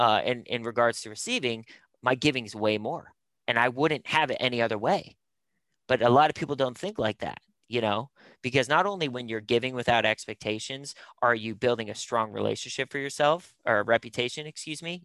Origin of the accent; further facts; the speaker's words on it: Pittsburgh, Pennsylvania, United States; moved away; also born or lived in North Carolina; I'm born and raised in Pittsburgh